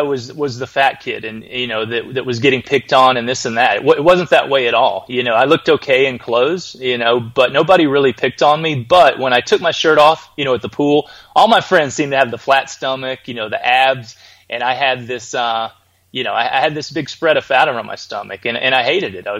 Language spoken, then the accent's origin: English; Birmingham, Alabama, United States; I was born in Birmingham, Alabama